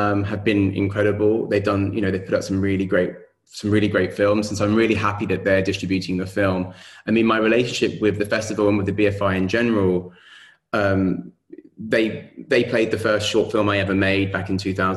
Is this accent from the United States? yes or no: no; London, United Kingdom; in London, in my hometown